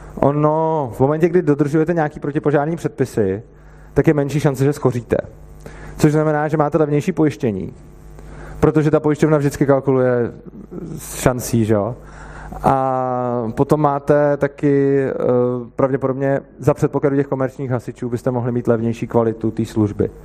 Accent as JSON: {"language": "Czech", "town": "Plzeň", "region": "Plzeň Region", "country": "Czechia", "said": "já jsem z Plzně"}